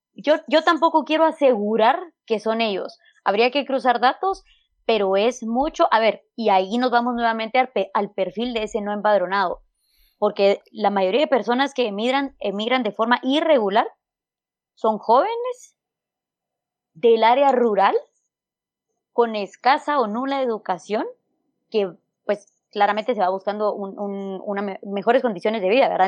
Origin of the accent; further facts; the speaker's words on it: Huehuetenango, Guatemala; moved away as an adult; regreso a Huehuetenango, que es donde vive mi familia, donde yo nací, donde yo crecí